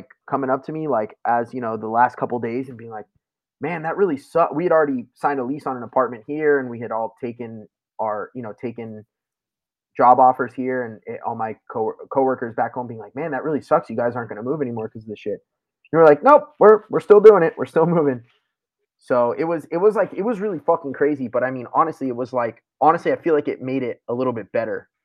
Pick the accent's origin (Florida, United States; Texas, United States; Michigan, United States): Florida, United States; South; moved away as an adult; also born or lived in Tampa, Florida; now in Philadelphia, United States; I'd lived in South Florida for my whole life besides moving to Tampa for school for a couple of years